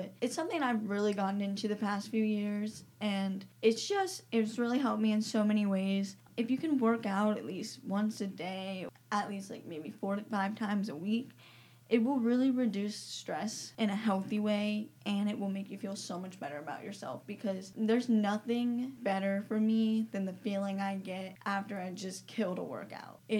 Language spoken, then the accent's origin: English; Greenville, United States; I'm 17. I'm from Greenville. I go to Commoner Prairie High School